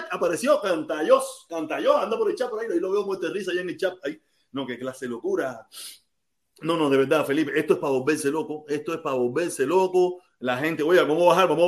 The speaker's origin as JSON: {"language": "Spanish", "country": "Cuba", "moved": "yes", "said": "yo vine con visa desde Cuba. y me dieron la visa desde Cuba. Yo estoy aprobado desde Cuba."}